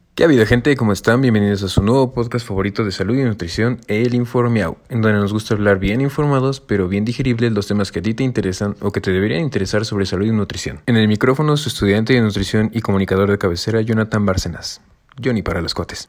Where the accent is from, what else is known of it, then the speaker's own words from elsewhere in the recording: Mexico; tenemos como mexicanos